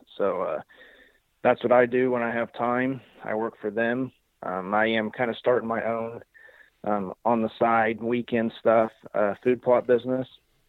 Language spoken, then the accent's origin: English; Illinois, United States; I'm from Southern Illinois.